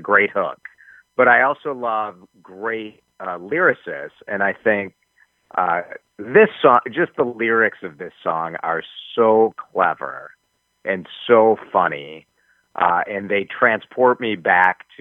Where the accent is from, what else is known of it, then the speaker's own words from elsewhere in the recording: Chicago, Illinois, United States; growing up in Chicago